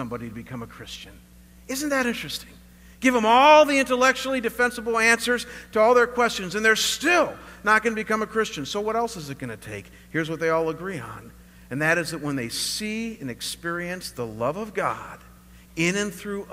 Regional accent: Chagrin Falls, Ohio, United States; moved away as an adult; also born or lived in Russell Township, Ohio; now in Scottsdale, United States; My hometown, Chagrin Falls, Ohio

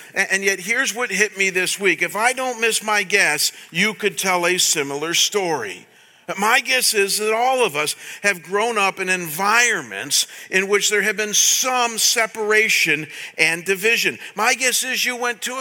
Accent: Chagrin Falls, Ohio, United States; my hometown of Chagrin Falls, Ohio, when I was growing up

